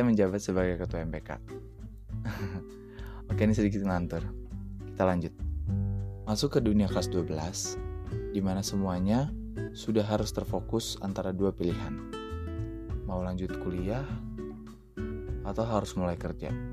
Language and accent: Indonesian; Jakarta, Indonesia; moved away as an adult; now in Sumatra, Indonesia; Saya berasal dari Jakarta